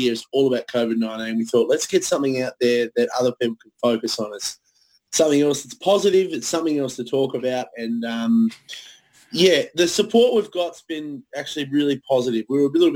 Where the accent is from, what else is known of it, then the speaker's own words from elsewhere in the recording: Tasmania, Australia; we're from Tasmania